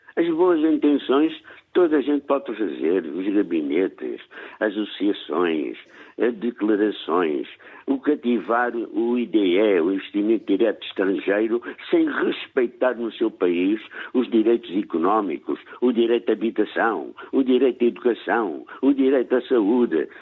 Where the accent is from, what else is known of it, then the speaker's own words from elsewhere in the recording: Angola; now in Porto, Portugal; como angolano, com 62 anos